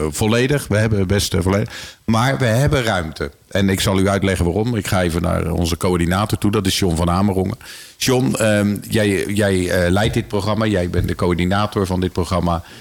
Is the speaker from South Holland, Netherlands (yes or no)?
yes; Rotterdam, South Holland, Netherlands; now in Houten, Netherlands; Ik kom helemaal niet uit de agrarische achtergrond. Ik kom uit Rotterdam.